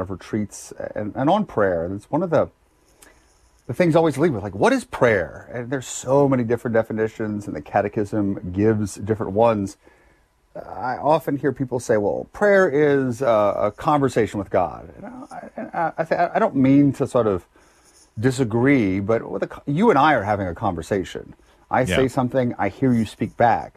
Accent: Lafayette, Louisiana, United States; I was born in Lafayette, Louisiana. Went to high school there, public high school product

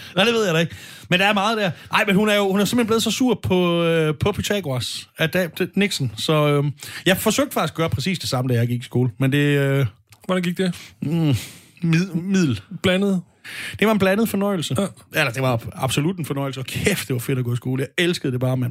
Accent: Stevning, Southern Denmark, Denmark; Jeg er selv fra Sønderborg. Det vil sige, det er jeg ikke, men jeg er fra Alsøen, hvor Sønderborg primært ligger. Fra Nordals, fra Nordborg. Nej, heller ikke faktisk. Fra Stævning, ikke så langt fra Gudrup

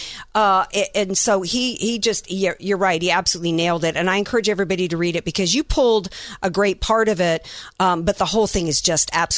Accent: Deep South, United States; Growing up in the Deep South

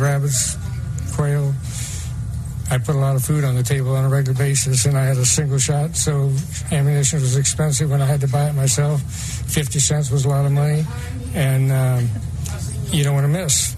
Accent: Illinois, United States; When I was a kid, uh, when I was ten, I had a gun, and uh, I grew up in Illinois

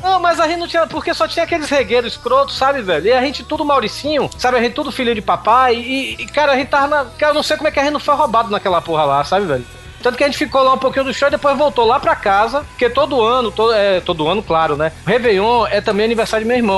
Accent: Bahia, Brazil; como bom baiano

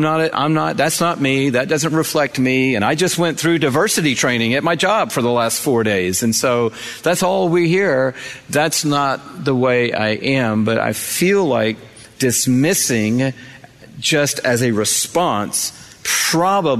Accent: Atlanta, Georgia, United States; grow up in Atlanta

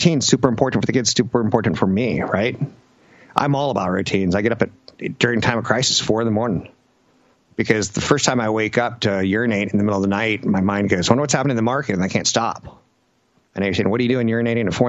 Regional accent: Louisiana, United States; I'm from Louisiana

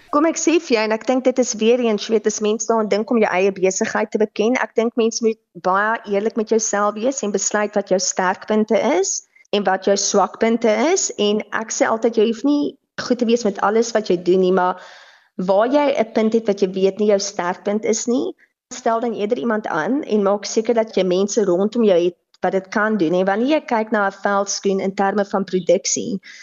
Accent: South Africa; as Suid-Afrikaners

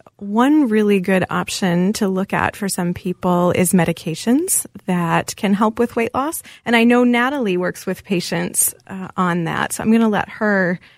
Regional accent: Wisconsin, United States; I am from Wisconsin. I'm a Wisconsin girl, and my grandparents actually owned a dairy bar, so I had a lot of dairy growing up.

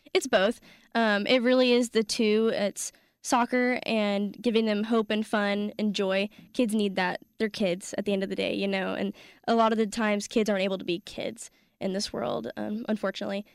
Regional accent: California, United States; I grew up playing soccer in California with about a dozen or so Ghanaian boys

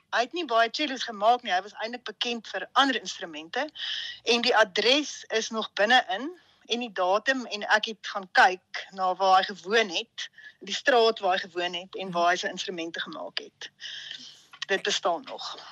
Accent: Hartbeespoort, North West, South Africa; moved away as an adult; also born or lived in Stellenbosch / Salzburg; ek het in Hartbeespoort groot geword

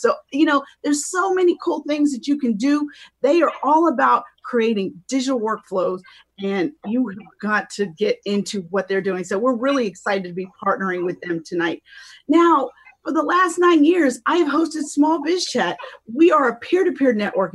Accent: Pittsburgh, Pennsylvania, United States; now in Philadelphia, United States; We are both from Pittsburgh

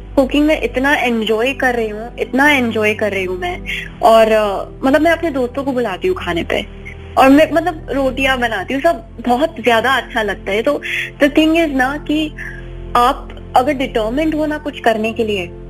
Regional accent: United States; also born or lived in Mumbai; जन्म ना मुंबई में हुआ था मैं अमेरिका चली गई थी जब भी मैं एक महीने की ही थी तो मेरी पूरी परवरिश वहाँ पे ही हुई है

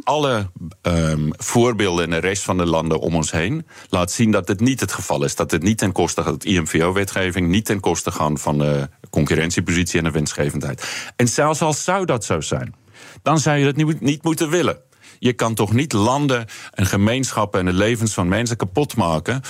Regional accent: South Africa; accent: South African; now in Netherlands; ik ben opgegroeid in Zuid-Afrika. Dat horen mensen misschien eh, aan, het accent.

